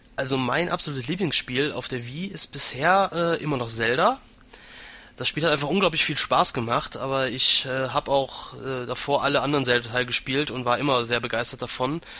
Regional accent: Aachen, North Rhine-Westphalia, Germany; Ich komme aus Aachen, bin 26 Jahre alt

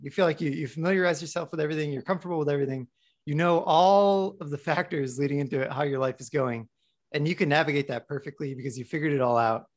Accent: Midwest, United States; moved away; I was recently back in the Midwest

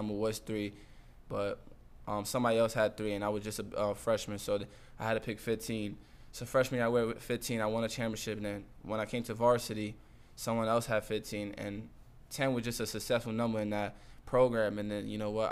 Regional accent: United States; moved away as an adult; I was getting recruited by my hometown, St. John's, Senior Hall, Rutgers

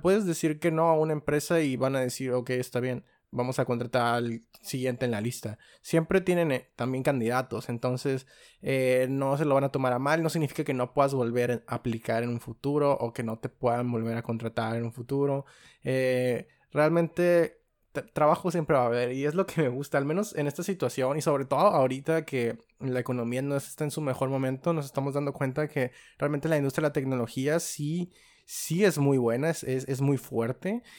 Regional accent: Mexico; los tres somos mexicanos

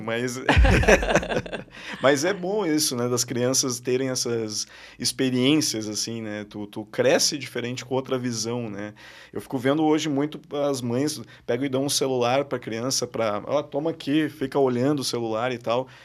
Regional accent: Porto Alegre, Rio Grande do Sul, Brazil; Eu sou de Porto Alegre

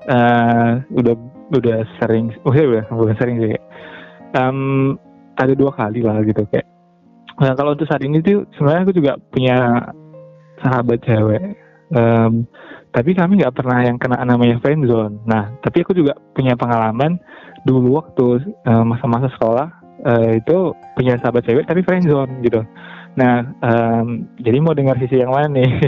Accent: Medan, North Sumatra, Indonesia; aku dari Medan

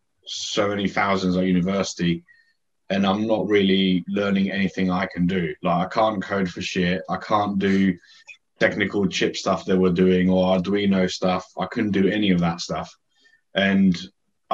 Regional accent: Greece; now in Scotland, United Kingdom; growing up in Greece

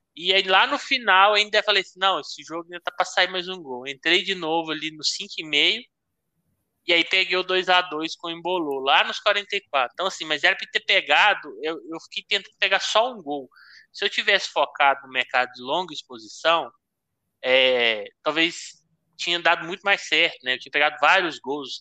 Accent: Brazil; Como brasileiro

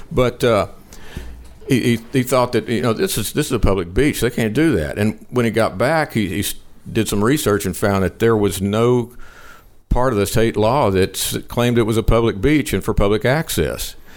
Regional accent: Liberty, Texas, United States; who was also from my hometown, Liberty

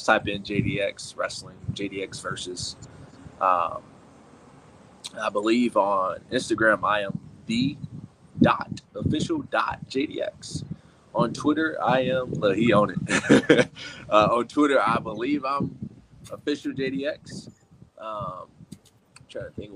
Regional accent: Chicago, Illinois, United States; now in Minnesota, United States; Chicago, Illinois, man. A city that I was born and raised

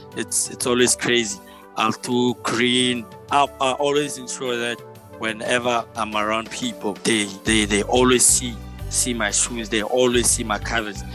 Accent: Johannesburg, Gauteng, South Africa; my hometown, here in Joburg, by Cosmo City

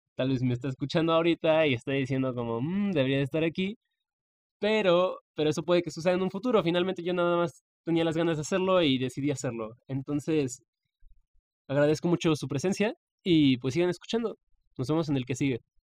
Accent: Mexico; mi país, México

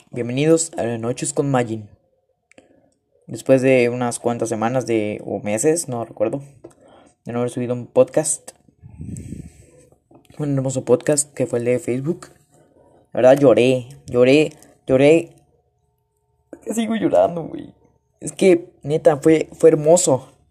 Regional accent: Paraguay; Soy paraguayo. Vivo en Paraguay. Vivo en una bandera la cual se parece a la de Holanda.

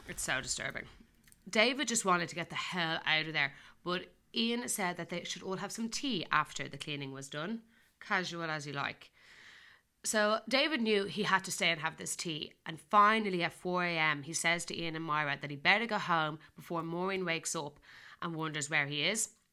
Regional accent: Ireland; I'm getting Irish here

